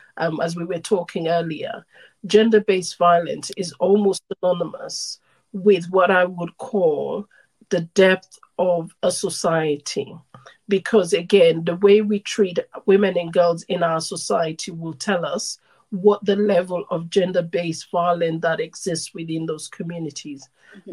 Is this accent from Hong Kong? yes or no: no; Sierra Leone; I'm originally from Sierra Leone, West Africa.